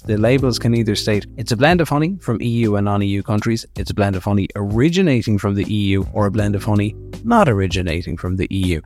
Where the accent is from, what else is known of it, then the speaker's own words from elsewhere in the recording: Kilkenny, Leinster, Ireland; in Kilkenny, which is my hometown